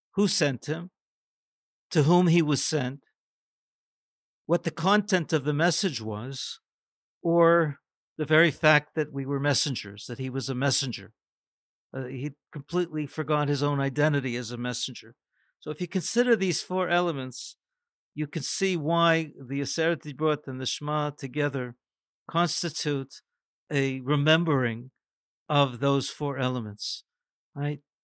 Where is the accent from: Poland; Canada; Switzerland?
Canada; a North American growing up in Canada